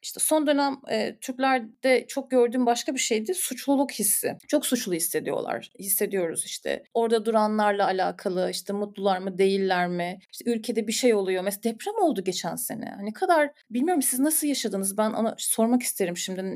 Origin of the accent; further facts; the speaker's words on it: Istanbul, Turkey; moved away as an adult; Ben İstanbul'da büyüdüm, Acıbadem'de büyüdüm.